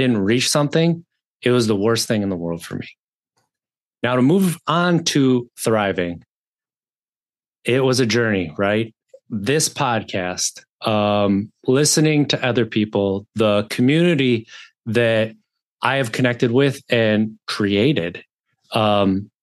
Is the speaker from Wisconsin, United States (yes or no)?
yes; Wisconsin, United States; I grew up in Wisconsin, 36 years